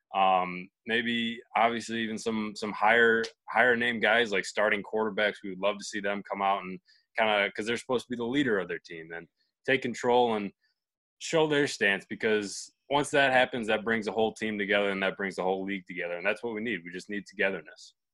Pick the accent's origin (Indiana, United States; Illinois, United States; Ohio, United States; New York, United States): New York, United States; Buffalo; my hometown in Buffalo, New York